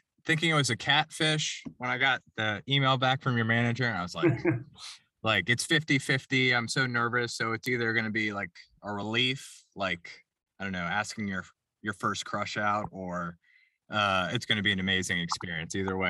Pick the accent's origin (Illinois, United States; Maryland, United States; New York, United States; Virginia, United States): Maryland, United States; Silver Spring; But so, but you're like me, I'm originally from Silver Spring too.